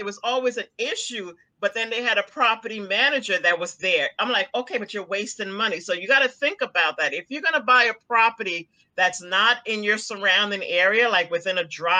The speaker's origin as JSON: {"language": "English", "country": "Guyana", "said": "For example, I'm from Guyana. Okay. What's going on in Guyana now?"}